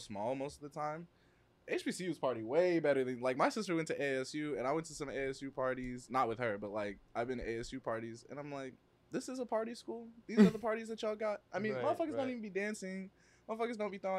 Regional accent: Arizona, United States; I am from Arizona.

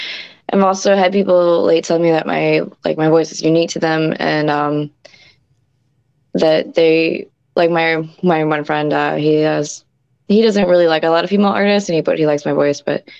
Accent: Staunton, Virginia, United States; now in Virginia Beach, United States; So I'm originally from Stanton, Virginia.

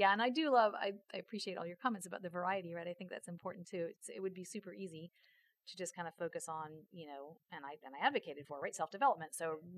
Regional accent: Washington, District of Columbia, United States; moved away; I grew up in Washington, D.C.

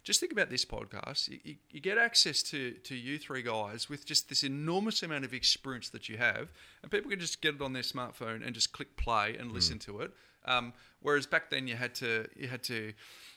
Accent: Perth, Western Australia, Australia; I grew up in Perth.

